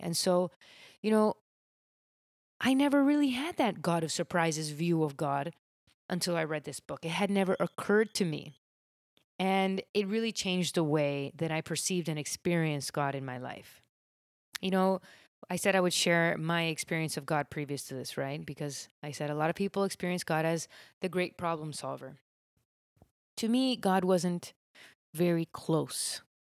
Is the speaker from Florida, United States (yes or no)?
yes; Miami, Florida, United States; I grew up in Miami